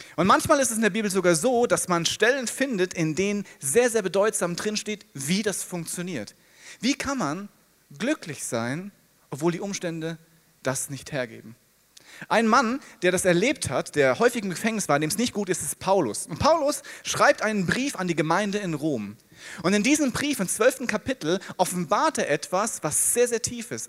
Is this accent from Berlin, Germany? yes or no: no; Hesse, Germany; Ich bin Hesse. In Hessen heißen die Frohschwätzer